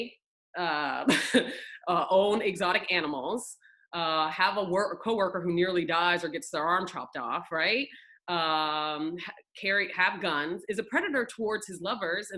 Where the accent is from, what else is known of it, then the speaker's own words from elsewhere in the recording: Northern Florida, United States; also born or lived in Oklahoma; I was born in Oklahoma, weirdly, and then I grew up mostly in Florida